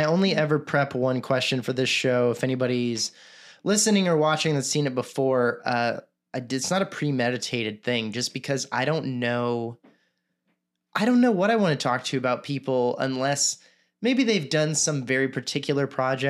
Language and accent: English; Texas, United States; I'm from Texas